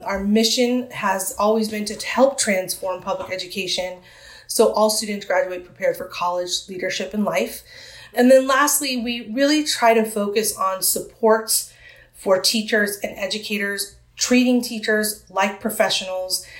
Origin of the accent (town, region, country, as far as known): San Diego, California, United States; born or raised there